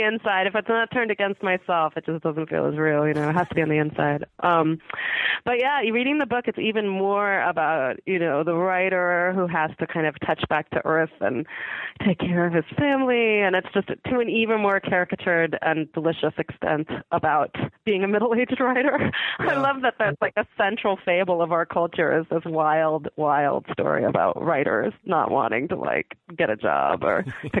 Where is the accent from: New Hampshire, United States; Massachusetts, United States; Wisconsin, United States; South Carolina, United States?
Massachusetts, United States; Boston; Yeah, well, our immediate family was the only family that moved out of Boston. Just with my dad's job, we lived other places on the Eastern Seaboard